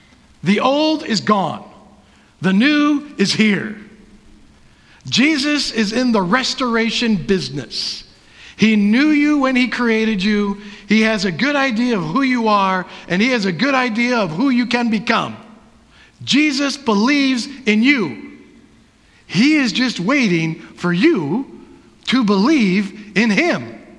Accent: Wisconsin, United States; I am a Packer fan because in the past, I was born and raised in Wisconsin.

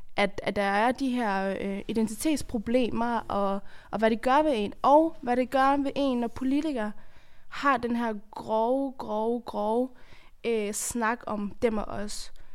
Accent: Afghanistan; now in Denmark; jeg kommer fra Afghanistan, hvor det er et af de fem værste lande at være kvinde i.

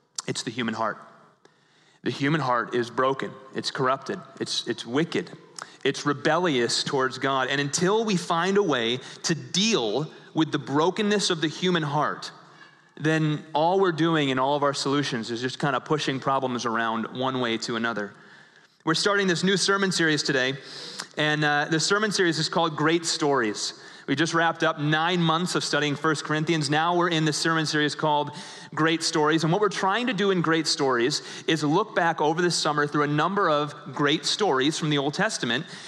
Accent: Chicago, Illinois, United States; also born or lived in Thailand; I'd say, "Chicago."

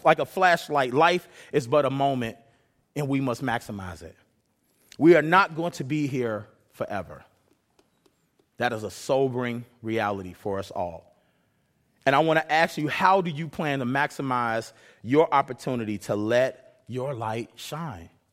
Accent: Chicago, Illinois, United States; now in Renton, United States; I come from Chicago

